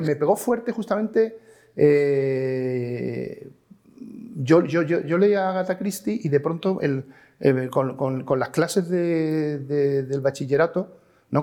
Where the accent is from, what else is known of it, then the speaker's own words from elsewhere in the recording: Málaga, Andalusia, Spain; moved away as an adult; also born or lived in Madrid; nací en Málaga y en 1966